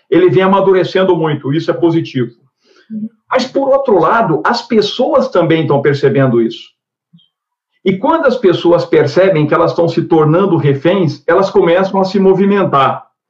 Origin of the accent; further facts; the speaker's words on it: Triângulo Mineiro, Minas Gerais, Brazil; o Triângulo Mineiro porque é onde eu nasci